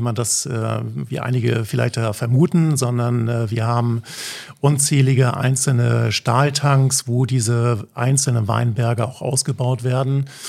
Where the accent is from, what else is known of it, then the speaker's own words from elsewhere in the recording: Flensburg, Schleswig-Holstein, Germany; accent: northern German; moved away as an adult; also born or lived in Hamburg; now in Mallorca, Spain; Ich bin, äh, wie man das wahrscheinlich auch hört, aus Norddeutschland, okay. gebürtiger Flensburger, aber lebe, habe die letzten 20 Jahre eigentlich in, in, Hamburg gelebt